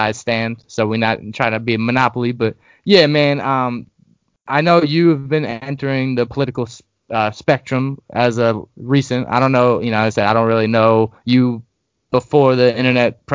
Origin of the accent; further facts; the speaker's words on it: Long Island, New York, United States; now in Arizona, United States; growing up in New York, from Long Island, and my parents live in Brooklyn now.